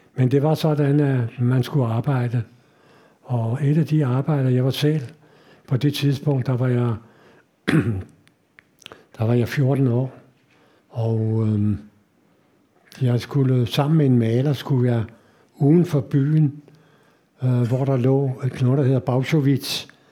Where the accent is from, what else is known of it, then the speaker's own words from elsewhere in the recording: Denmark; jeg kommer fra Danmark